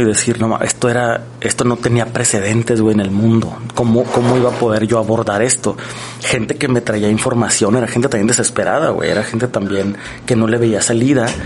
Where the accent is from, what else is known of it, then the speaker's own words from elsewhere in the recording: Mexico; nosotros como mexicanos